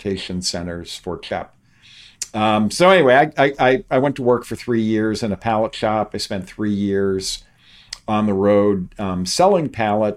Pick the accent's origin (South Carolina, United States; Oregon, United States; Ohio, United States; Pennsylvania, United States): Ohio, United States; Youngstown; I grew up outside of Youngstown, Ohio, which was a steel and auto town